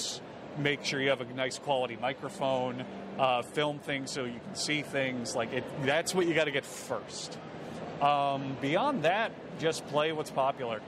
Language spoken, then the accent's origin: English; South Florida, United States; now in Tampa, United States; I grew up in South Florida and then moved to Tampa in... 2017